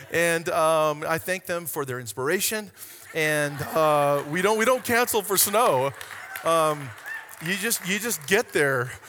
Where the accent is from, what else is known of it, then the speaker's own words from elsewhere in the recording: Hawaii, United States; And originally, I'm from Hawaii, so you have to understand the deep seated dealings of God that I was experiencing in that moment.